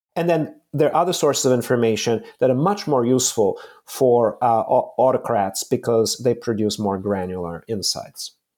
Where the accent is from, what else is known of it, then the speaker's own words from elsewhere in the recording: Bulgaria; moved away; I was born in Bulgaria in the mid-seventies, and I was fourteen when the Berlin Wall collapsed